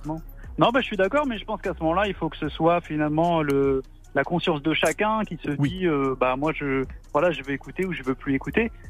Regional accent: Rouen, Normandy, France; comme Jean, je viens de Rouen

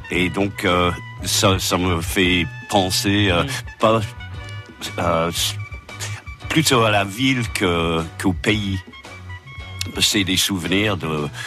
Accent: Liverpool, North West England, United Kingdom; French is a second language; moved away as an adult; now in France; moi, je suis né à Liverpool.

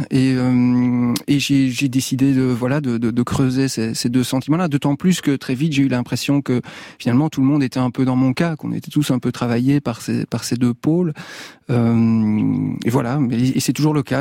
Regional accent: Belgium; moved away; also born or lived in Liège; dans mon pays d'origine, en Belgique

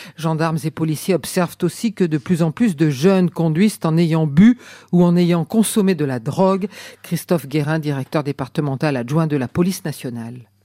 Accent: Mayenne, Pays de la Loire, France; chez nous en Mayenne

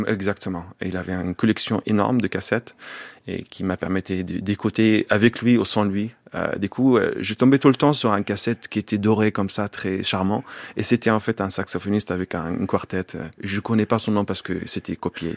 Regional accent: Bethlehem, Palestine; French is a second language; moved away as an adult; also born or lived in Jerusalem; Jusqu'à 19 ans. Je suis grandi à Bethléem. Je suis né à Jérusalem

